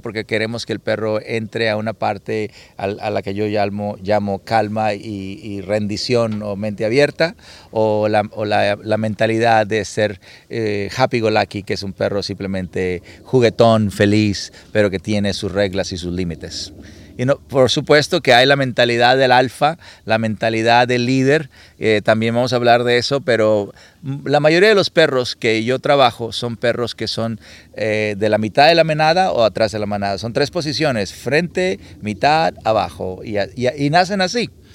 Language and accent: Spanish; Culiacán, Sinaloa, Mexico; yo soy mexicano de Sinaloa y Culiacán